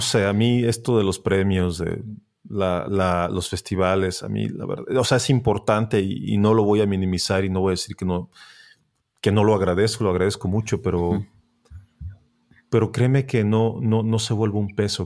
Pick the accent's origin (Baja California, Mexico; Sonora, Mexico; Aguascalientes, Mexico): Baja California, Mexico; Tijuana; moved away; yo soy de Tijuana